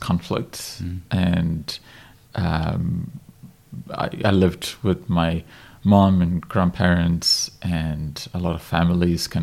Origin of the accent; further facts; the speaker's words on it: Ethiopia; first language Amharic; English is a second language; I was born in Ethiopia in the 80s, and it was right at the end of the communist regime in our country that was quite disastrous